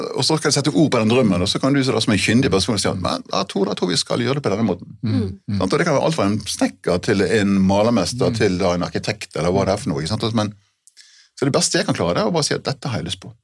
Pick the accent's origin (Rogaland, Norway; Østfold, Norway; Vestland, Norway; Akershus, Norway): Vestland, Norway; Hardanger; i Hardanger, der jeg kommer fra.